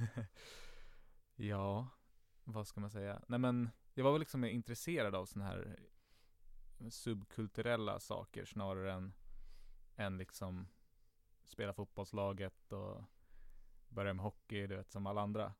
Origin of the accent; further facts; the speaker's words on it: Stockholm, Stockholm County, Sweden; jag är uppvuxen i Enskede. Enskede gård närmare bestämt.